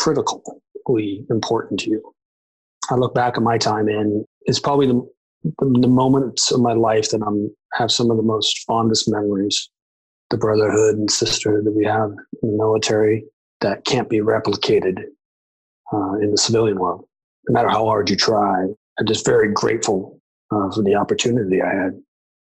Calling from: Oceanside, California, United States; I'm in Oceanside, California, due north of San Diego, halfway between here and LA, just south of Camp Pendleton.

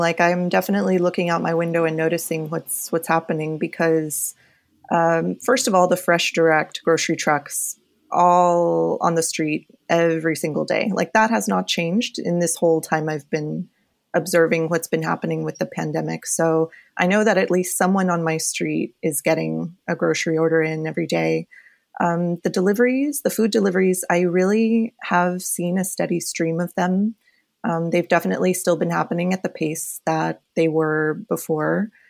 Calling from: New York City, New York, United States; I am calling from my apartment in Windsor Terrace, Brooklyn, so just south of Prospect Park, which is a very busy zone.

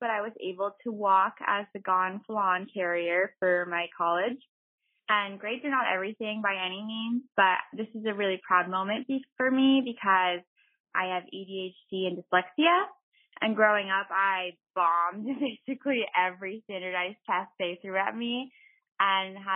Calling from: Renton, Washington, United States; Hi, boss ladies. … I'm calling from Renton, Washington.

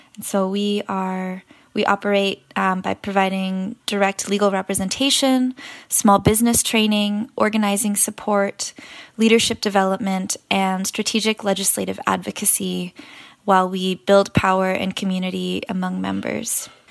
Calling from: New York City, New York, United States; I am calling in from Elmhurst, Queens

